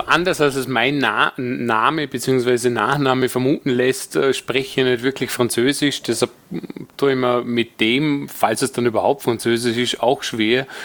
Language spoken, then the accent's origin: German; Vorarlberg, Austria; als Vorarlberger